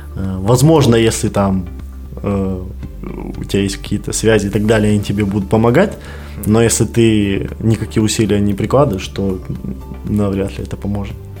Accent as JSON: {"language": "Russian", "country": "Belarus", "moved": "yes", "lives_now": "Kazakhstan", "said": "я белорус"}